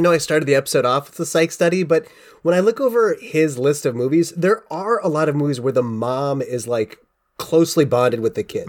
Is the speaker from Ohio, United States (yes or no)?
yes; Cincinnati, Ohio, United States; most of my youth was growing up in Cincinnati